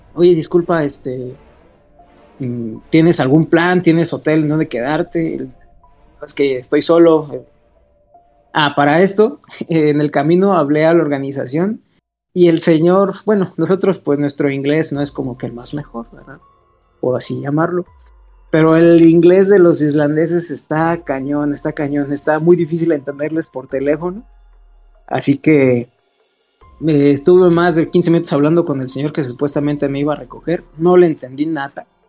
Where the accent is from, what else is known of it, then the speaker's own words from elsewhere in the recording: Salvatierra, Guanajuato, Mexico; yo soy de Salvatierra